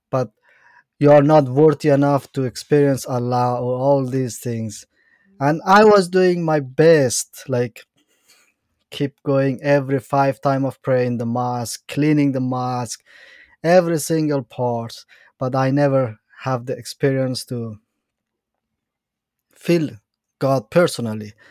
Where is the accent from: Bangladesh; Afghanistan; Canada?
Afghanistan; Bamyan; English is a second language; also born or lived in Iran; Uh, basically, I'm from Afghanistan, from the mountain side of Afghanistan. There's a state named Bamiyan